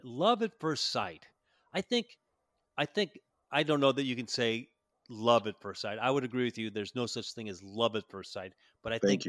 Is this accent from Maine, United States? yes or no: no; Chicago, Illinois, United States; moved away; I was born and raised in Chicago